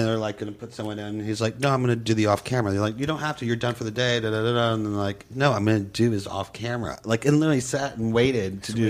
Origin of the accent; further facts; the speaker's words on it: New Orleans, Louisiana, United States; I'm from New Orleans.